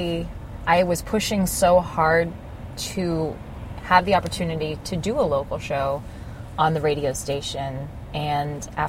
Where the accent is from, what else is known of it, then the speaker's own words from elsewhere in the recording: Florida, United States; moved away as an adult; I had been at this station for 7 years. It was my hometown